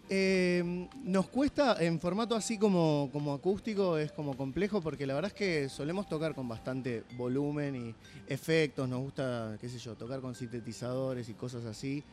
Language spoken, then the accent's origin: Spanish; Don Torcuato, Buenos Aires Province, Argentina; somos los cuatro de Don Torcuato